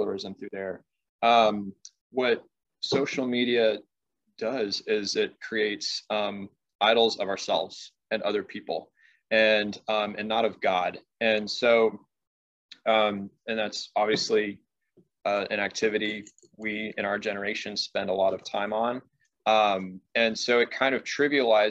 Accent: Southern California, United States; I'm from Southern California. So pretty close to Mexico there

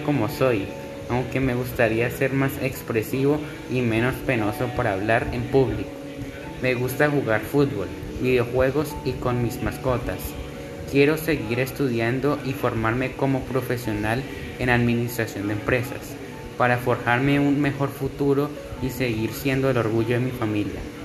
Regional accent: Santa Marta, Magdalena, Colombia; also born or lived in Bogotá; Cuando tenía 5 años, mis padres decidieron vivir en Santa Marta. Fue un cambio muy duro, por el clima y porque extrañaba mucho a mis tíos y abuelos. Pero con el paso del tiempo me fui acostumbrando a mi nueva vida

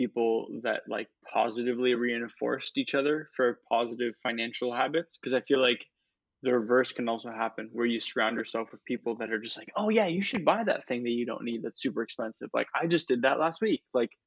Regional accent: Mississauga, Ontario, Canada; I'm from Mississauga

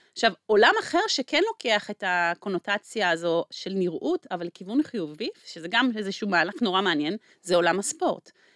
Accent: Israel

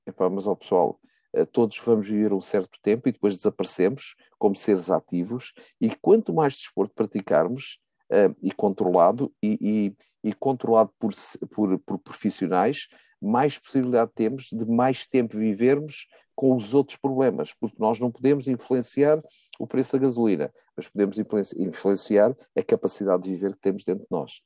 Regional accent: Riachos, Centro, Portugal; minha terra natal, que é o Riacho, ao pé de Torres Novas

